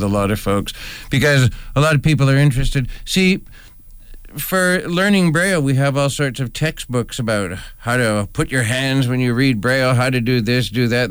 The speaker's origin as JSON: {"language": "English", "region": "Ontario", "country": "Canada", "also_born_or_lived": "Toronto", "moved": "as an adult", "said": "I was originally from Ontario, but I retired in 2014. I used to be a rehabilitation"}